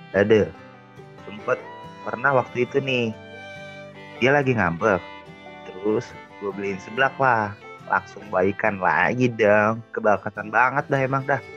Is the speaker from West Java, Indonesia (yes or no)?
no; Jakarta, Indonesia; kalau gue lahir dan gede di ibu kota sekarang di Jakarta ya dan bokap nyokap gue pun asli Jakarta